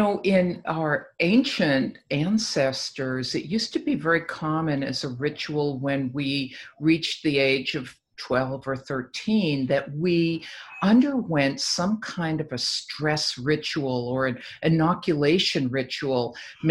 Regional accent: Boston, Massachusetts, United States; moved away as an adult; also born or lived in Mexico; I'm from the East Coast also. Yes. And I could not wait to hightail it out of Boston.

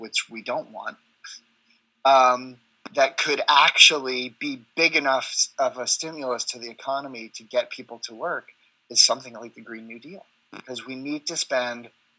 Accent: United States; I'm American

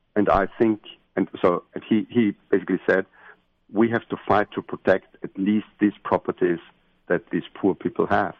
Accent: Austria; I'm from Austria at this in the center of Europe

